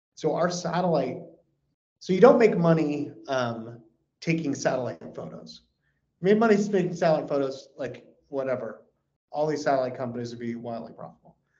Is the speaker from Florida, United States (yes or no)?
no; California, United States; now in Texas, United States; I live in Texas. I'm a resident of Texas. I want to be very clear about that but I was born in California